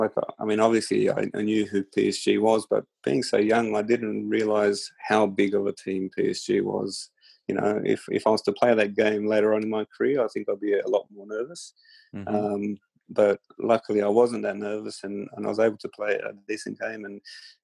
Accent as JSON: {"language": "English", "town": "Sydney", "region": "New South Wales", "country": "Australia", "tie": "born or raised there", "said": "You know, it was the Sydney Olympics, my hometown."}